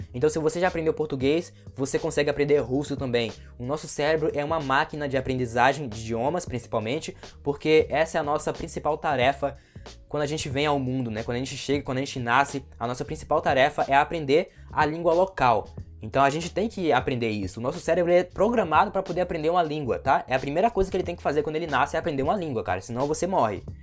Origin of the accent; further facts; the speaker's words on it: Brazil; nós que somos brasileiros